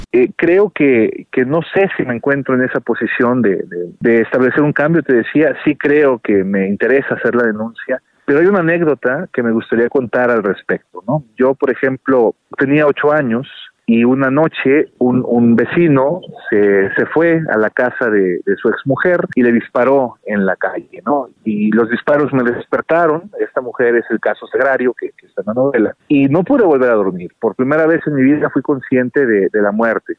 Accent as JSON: {"language": "Spanish", "region": "Jalisco", "country": "Mexico", "said": "mi país y de mi pueblo"}